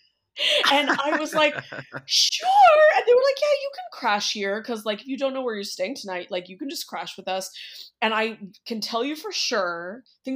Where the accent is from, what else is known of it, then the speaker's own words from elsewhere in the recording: California, United States; I'm from California